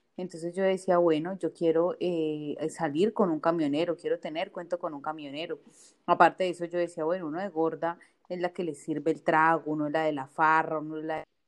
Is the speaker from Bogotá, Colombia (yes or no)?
yes; Bogotá, Colombia; moved away as an adult; now in Villavicencio, Colombia; yo nací en Bogotá y me vine a vivir acá a Villavicencio hace más o menos como unos 12 años